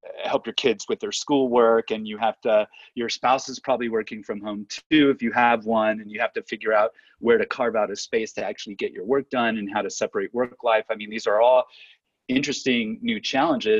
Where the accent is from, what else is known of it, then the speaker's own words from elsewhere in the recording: Southern California, United States; I'm from Southern California